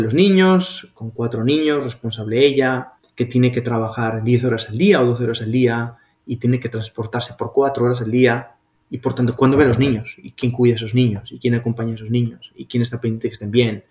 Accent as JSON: {"language": "Spanish", "town": "Pamplona", "region": "Navarre", "country": "Spain", "moved": "as an adult", "lives_now": "Colombia", "said": "yo soy de Pamplona"}